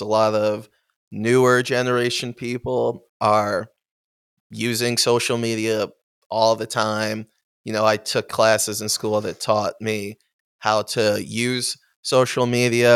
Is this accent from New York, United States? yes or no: yes; Amherst, New York, United States; I am from Buffalo, sp- specifically Amherst